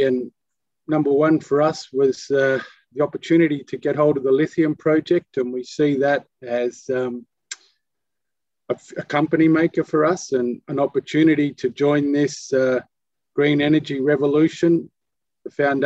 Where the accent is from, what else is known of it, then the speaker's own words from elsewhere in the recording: Melbourne, Victoria, Australia; moved away as an adult; also born or lived in Western Australia; now in Perth, Australia; I was born in Melbourne in Australia